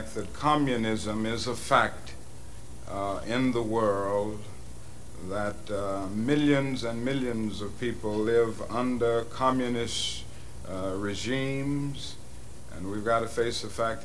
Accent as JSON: {"language": "English", "town": "Atlanta", "region": "Georgia", "country": "United States", "tie": "born or raised there", "said": "I was born in Atlanta and went to school in Atlanta through college"}